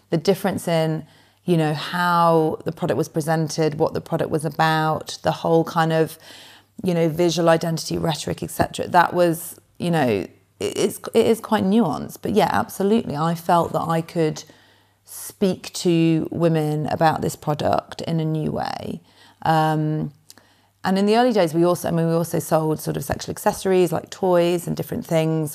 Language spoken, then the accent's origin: English; Nottingham, East Midlands, United Kingdom; moved away as an adult; also born or lived in Oxford; now in London, United Kingdom; I grew up in Nottingham, not in London